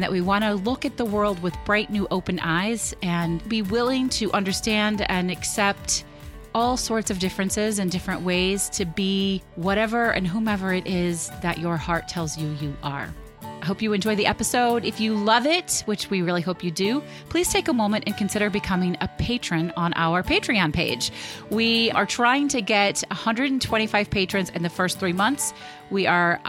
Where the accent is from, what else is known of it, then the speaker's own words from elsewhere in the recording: United States; As an American